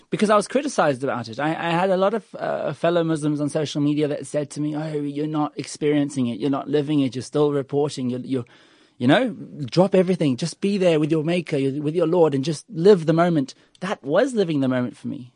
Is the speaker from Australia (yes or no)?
yes; Australia; also born or lived in United Kingdom; now in South Africa; I was born in the U K and I was raised in Australia and, and I choose to be here